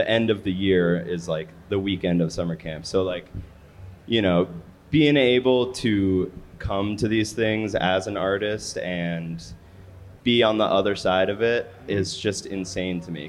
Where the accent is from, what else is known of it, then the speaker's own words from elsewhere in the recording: Chicago, Illinois, United States; I grew up in Chicago